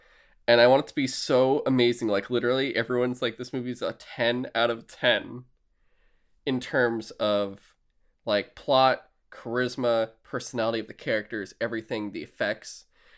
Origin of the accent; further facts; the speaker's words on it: United Kingdom; I'm British, so are these.